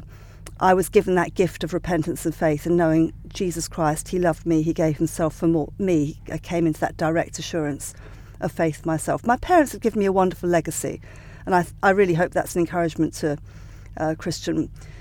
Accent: Sussex, South East England, United Kingdom; I grew up in Sussex

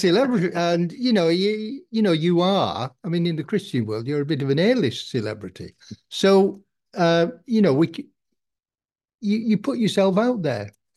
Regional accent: Kendal, North West England, United Kingdom; I am a Kendall, Kendall person, and I was brought up in the Salvation Army

